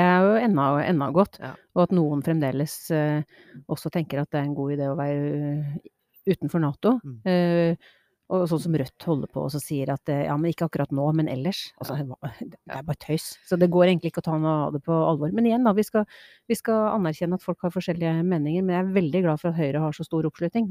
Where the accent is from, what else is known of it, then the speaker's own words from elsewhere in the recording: Trøndelag, Norway; now in Asker, Norway; Jeg var skikkelig trønder i går